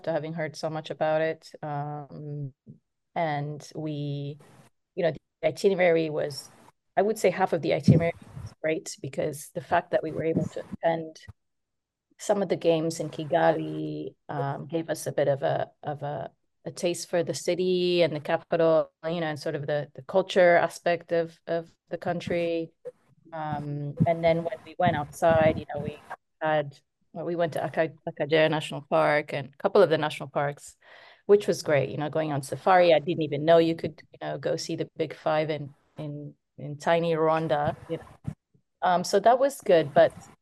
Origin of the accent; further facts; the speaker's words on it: Côte d’Ivoire; when I was growing up in Ivory Coast